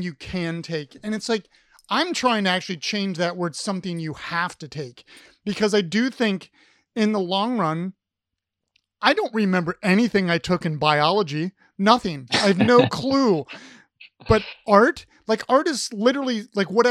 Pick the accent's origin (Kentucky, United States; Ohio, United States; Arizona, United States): Ohio, United States; Columbus; I grew up in Columbus